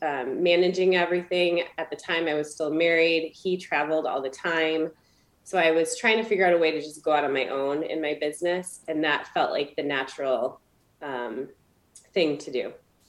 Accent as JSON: {"language": "English", "region": "Michigan", "country": "United States"}